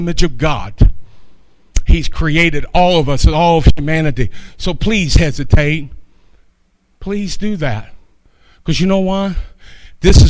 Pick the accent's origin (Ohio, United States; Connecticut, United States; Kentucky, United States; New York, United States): Kentucky, United States; moved away as an adult; also born or lived in North Dakota; I myself was from Kentucky